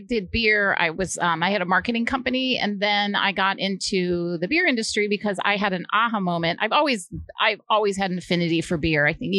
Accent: Iowa, United States; I grew up in Iowa

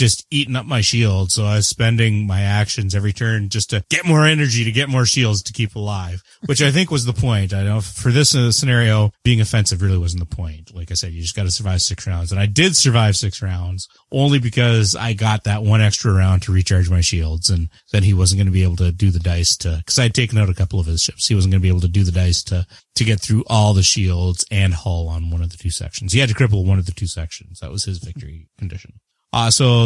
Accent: Canada; I am the Canadian.

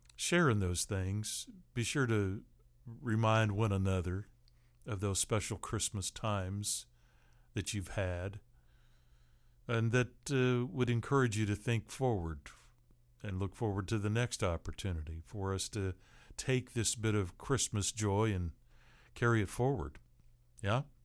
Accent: Seattle, Washington, United States; growing up in Seattle

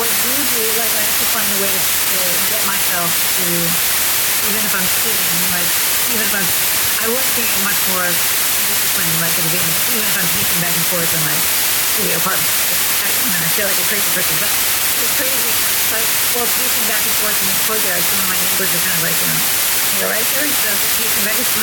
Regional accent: New York City, New York, United States; now in Los Angeles, United States; as a New Yorker

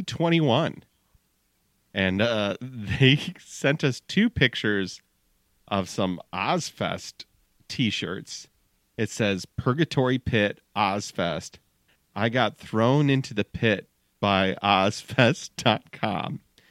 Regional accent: Midwest, United States; we're from the Midwest

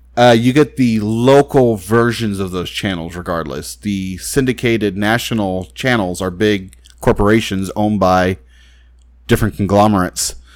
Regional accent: Texas, United States; I'm from Texas

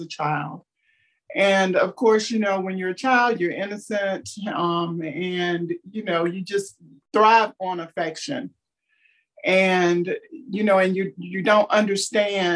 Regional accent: North Carolina, United States; also born or lived in Texas; now in Florida, United States; raised in North Carolina

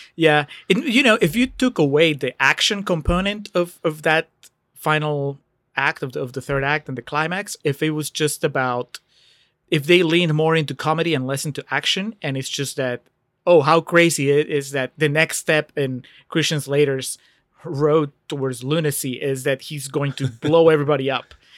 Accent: Peru; moved away; I grew up in Peru

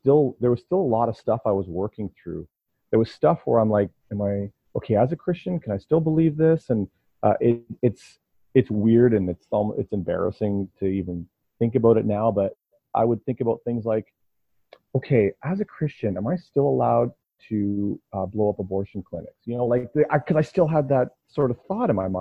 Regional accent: Ontario, Canada; now in London, Canada; I'm from Ontario

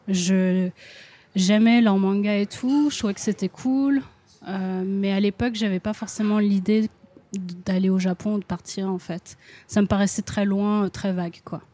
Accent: Lyon, Auvergne-Rhône-Alpes, France; moved away as an adult; also born or lived in London; now in Japan; je suis de Lyon

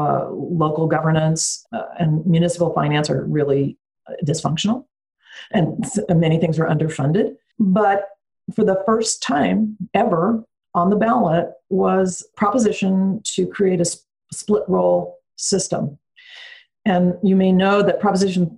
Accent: Bay Area, California, United States; I grew up in the Bay Area

